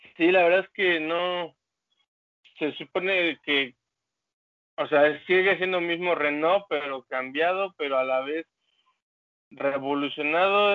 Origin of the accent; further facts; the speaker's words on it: Mexico City, Mexico; la Ciudad de México